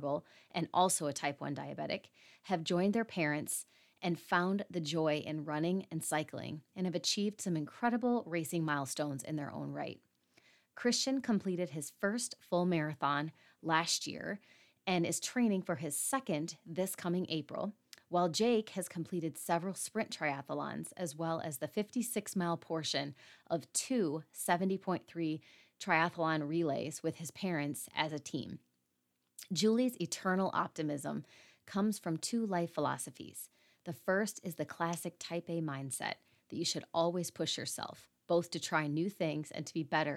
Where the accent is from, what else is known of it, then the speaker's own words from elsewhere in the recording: Michigan, United States; I'm from Michigan